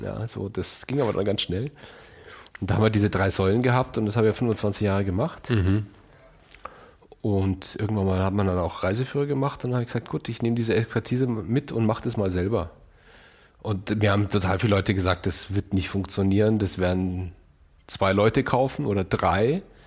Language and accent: German; Munich, Bavaria, Germany; als Münchner